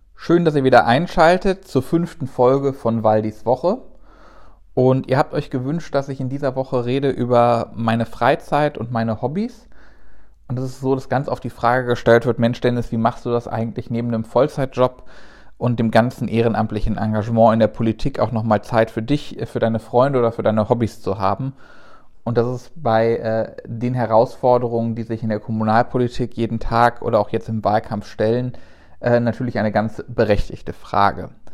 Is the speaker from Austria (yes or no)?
no; Rhineland, Germany; als Rheinländer